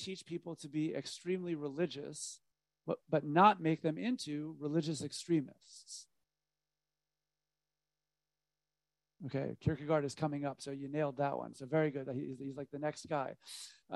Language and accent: English; United States; being an American